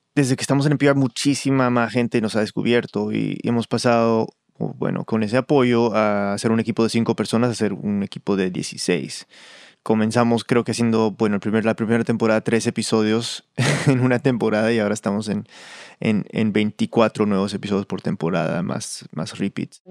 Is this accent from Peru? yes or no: yes; Peru; yo soy muy peruano